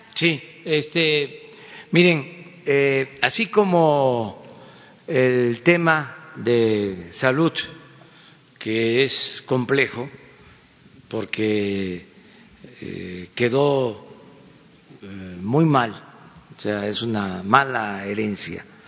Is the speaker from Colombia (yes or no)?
no; Mexico; ya en nuestro país había imprentas y había universidades